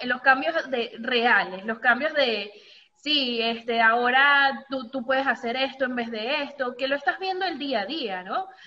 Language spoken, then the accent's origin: Spanish; Venezuela; yo crecí toda mi vida en Venezuela